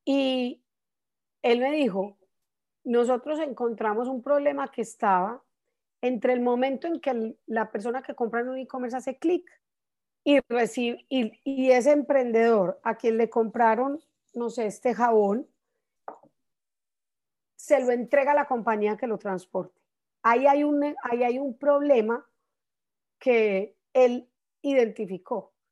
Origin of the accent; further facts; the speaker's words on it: Colombia; now in United States; yo llegué a Estados Unidos de Colombia en un momento muy especial acá.